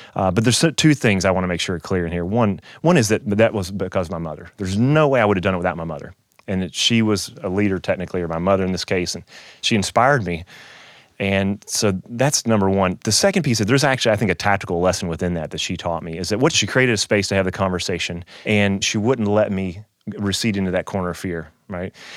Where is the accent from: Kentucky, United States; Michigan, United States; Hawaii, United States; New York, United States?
Kentucky, United States; moved away as an adult; also born or lived in Louisville, Kentucky; now in Saint Louis, United States; I grew up in Kentucky